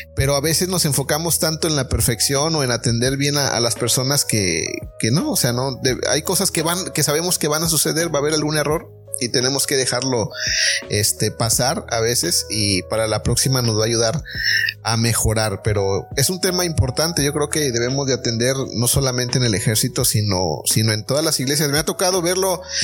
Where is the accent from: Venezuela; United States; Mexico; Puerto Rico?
Mexico; como mexicanos